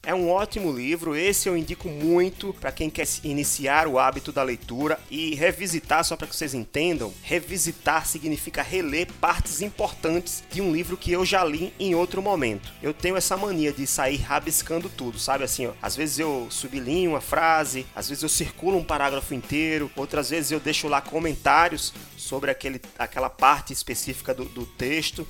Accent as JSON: {"language": "Portuguese", "town": "Natal", "region": "Rio Grande do Norte", "country": "Brazil", "tie": "born or raised there", "said": "eu também sou aqui de Natal, moro, nasci e moro em Natal."}